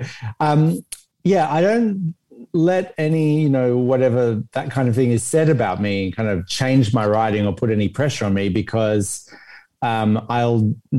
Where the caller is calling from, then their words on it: Los Angeles, California, United States; Tonight. I'm in LA.